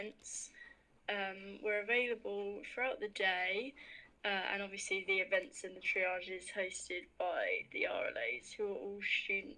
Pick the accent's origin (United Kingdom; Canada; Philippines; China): United Kingdom; Hertfordshire, East of England; I'm from Hertfordshire and I'm a final year law student